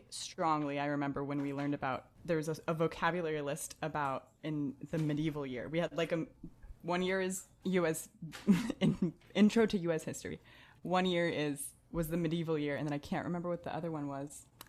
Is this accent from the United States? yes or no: yes; Arizona, United States; also born or lived in Morocco; I grew up in Arizona